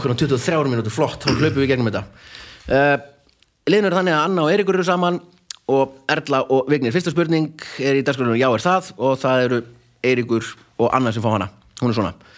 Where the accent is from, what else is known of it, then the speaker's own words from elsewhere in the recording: Akureyri, Northeastern Region, Iceland; þegar ég var ungur á Akureyri